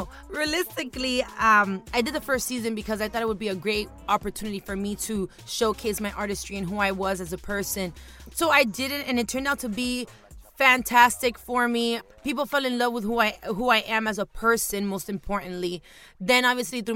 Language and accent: English; Miami, Florida, United States; also born or lived in Hialeah / Homestead; I was born in Hialeah, somewhat raised in Brownsville, for those that know Miami.